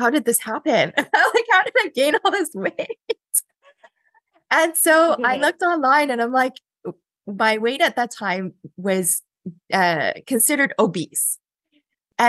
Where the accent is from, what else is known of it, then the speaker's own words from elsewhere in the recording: Port Moody, British Columbia, Canada; So I'm born and raised in Port Moody. I've actually lived in the same house my entire life.